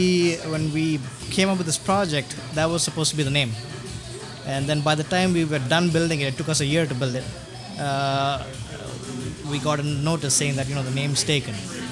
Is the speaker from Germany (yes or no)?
no; India; I'm Indian.